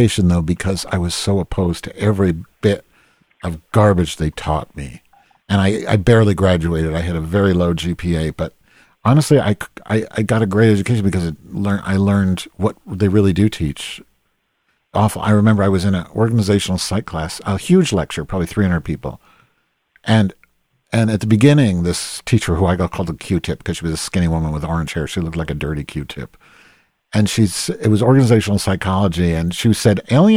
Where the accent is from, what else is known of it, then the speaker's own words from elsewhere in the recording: Chicago, Illinois, United States; I'm from Chicago.